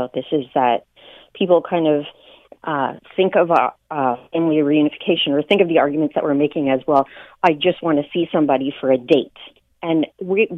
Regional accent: Niagara Falls, Ontario, Canada; growing up in Niagara Falls

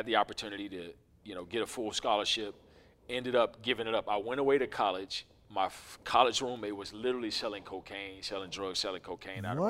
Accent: Memphis, Tennessee, United States; moved away as an adult; also born or lived in Southern California; now in Atlanta, United States; We're originally from Memphis, Tennessee

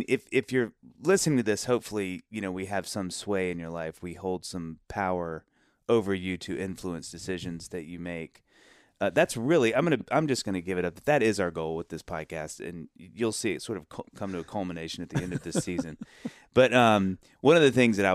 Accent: Mississippi, United States; we're both from Mississippi

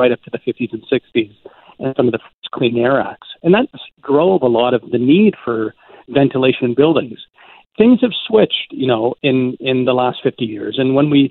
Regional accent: Ontario, Canada; now in Vancouver, Canada; I grew up in Ontario

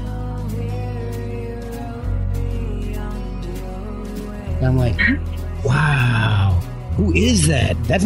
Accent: United States; I'm American.

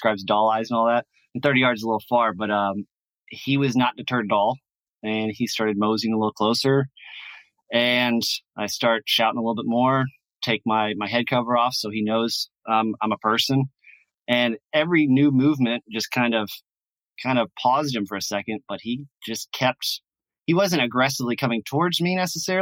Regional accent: Louisiana, United States; I'm from Louisiana

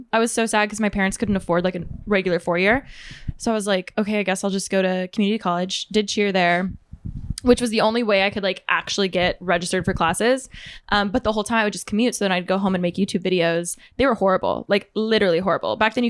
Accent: Moreno Valley, California, United States; Moreno Valley, California.

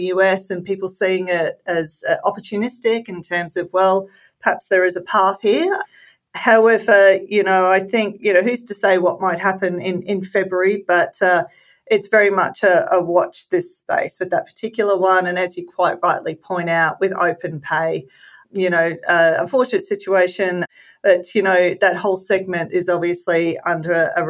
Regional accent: Queensland, Australia

